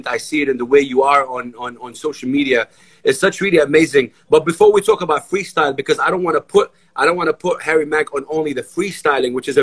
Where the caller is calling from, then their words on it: Saudi Arabia; Saudi Arabia